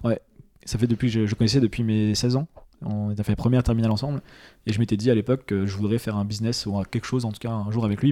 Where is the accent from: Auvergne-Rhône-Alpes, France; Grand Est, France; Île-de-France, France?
Grand Est, France; Nancy; je suis de Nancy